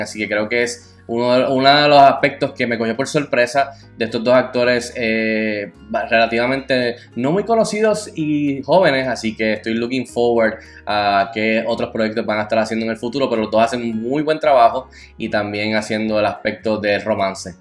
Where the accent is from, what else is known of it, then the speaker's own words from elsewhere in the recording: Puerto Rico; siendo puertorriqueño